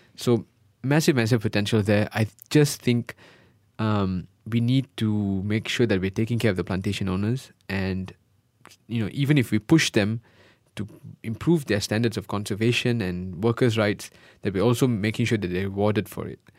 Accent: Malaysia; moved away; also born or lived in United Kingdom

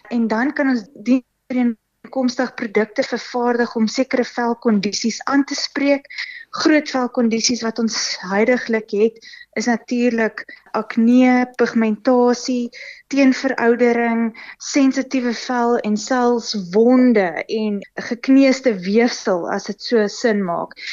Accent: Pretoria, Gauteng, South Africa; also born or lived in Kempton Park; ek was gebore in in Pretoria

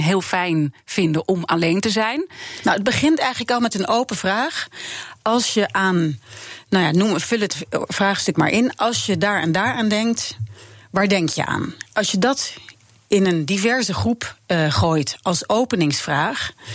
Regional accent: Netherlands; als Nederlanders

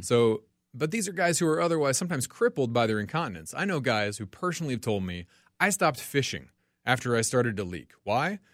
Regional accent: Franklin, Tennessee, United States; moved away as an adult; now in Minnesota, United States; I'm originally from Tennessee, a town south of Nashville called Franklin.

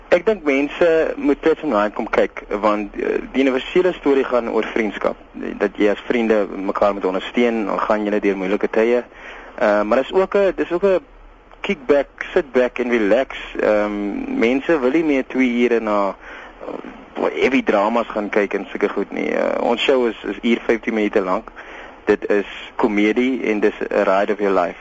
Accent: Heidelberg, Western Cape, South Africa; ons is albei van Heidelberg af.

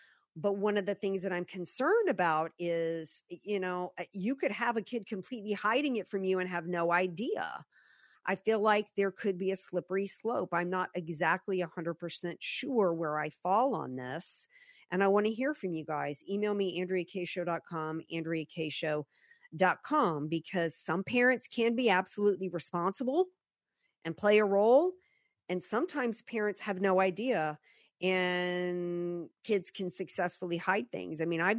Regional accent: the South, United States; I've been saying that, you know, that I grew up in the South.

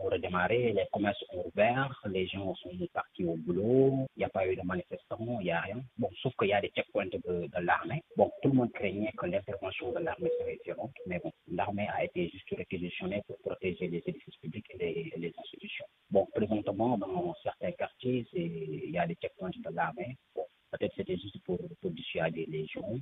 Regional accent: Senegal; Moi, en tant que Sénégalais

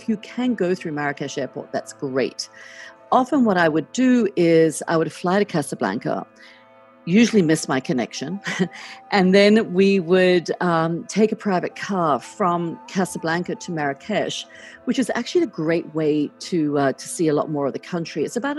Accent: Australia; now in United States; I mean, as an Australian, I'm used to very long trips.

